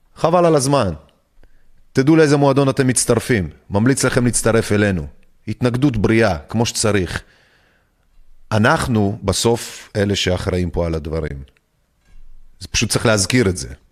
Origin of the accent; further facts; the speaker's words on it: Belarus; now in Israel; גדלנו בתוך גאיות הריגה בבלארוס